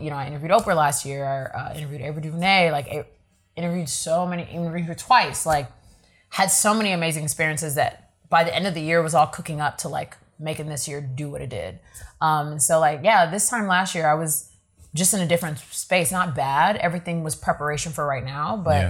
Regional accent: Nigeria; because I'm Nigerian, so you know what that is.

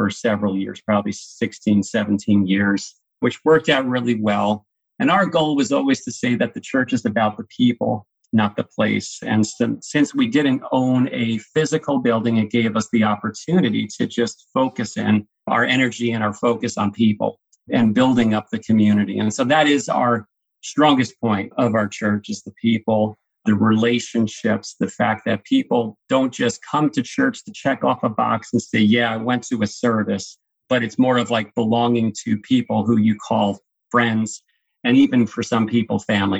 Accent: Mahopac, New York, United States; also born or lived in New Fairfield, Connecticut; now in Carmel, United States; I grew up in Mayapack, one town over.

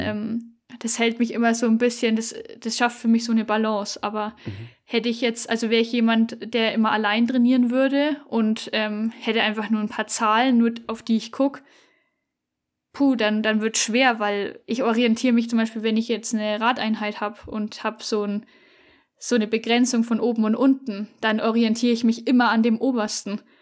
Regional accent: Upper Franconia, Fichtel Mountains, Bavaria, Germany; moved away; also born or lived in Allgäu; wir kommen aus Oberfranken, ähm, Richtung tschechische Grenze ist es praktisch. Genau, Fichtelgebirge.

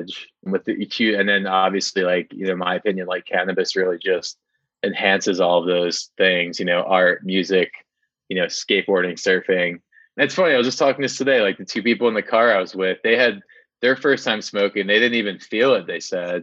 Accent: New Jersey, United States; I grew up in New Jersey

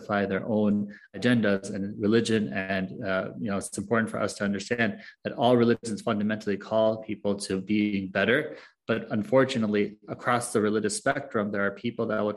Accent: United States; also born or lived in Egypt; I was born and raised in the United States

